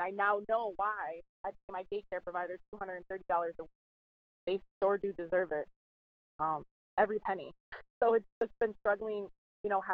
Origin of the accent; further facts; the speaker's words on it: Binghamton, New York, United States; my hometown in Binghamton in upstate New York